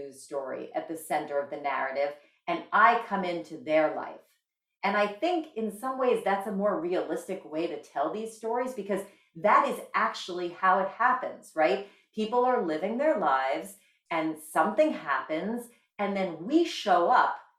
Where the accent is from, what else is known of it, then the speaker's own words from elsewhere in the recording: Bergen County, New Jersey, United States; I grew up in Bergen County, New Jersey, the oldest of six kids